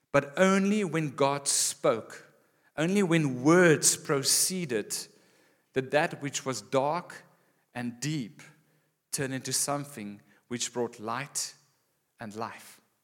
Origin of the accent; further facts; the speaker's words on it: Gauteng, South Africa; moved away as an adult; also born or lived in Western Cape; Growing up in Gauteng and then moving here after school